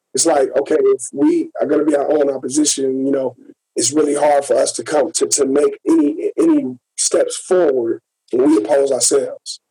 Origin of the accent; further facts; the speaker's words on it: Gary, Indiana, United States; I'm from Gary. I'm right outside of Chicago.